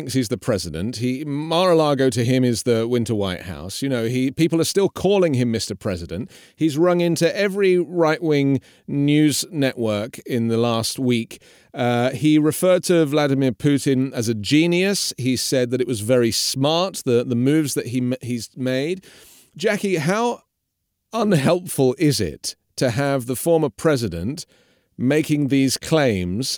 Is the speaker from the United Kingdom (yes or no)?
yes; England, United Kingdom; now in United States; I'm from England, which is a socialist country that is run by a conservative government